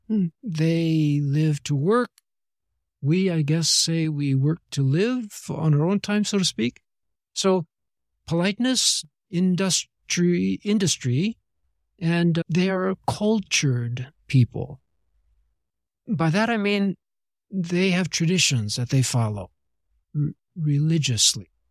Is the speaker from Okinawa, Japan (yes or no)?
no; Niigata, Japan; I was born and raised in Niigata-ken, and they are usually astonished because everybody in Japan introduces themselves by talking about their birth home.